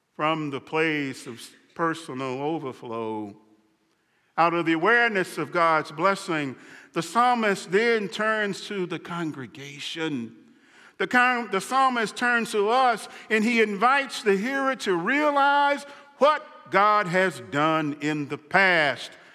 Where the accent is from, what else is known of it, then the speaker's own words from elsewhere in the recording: Mississippi, United States; a boy growing up in Mississippi